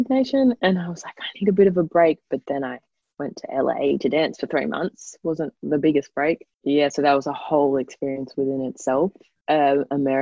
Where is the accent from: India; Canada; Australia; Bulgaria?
Australia; Noosa, Queensland; I grew up in Noosa.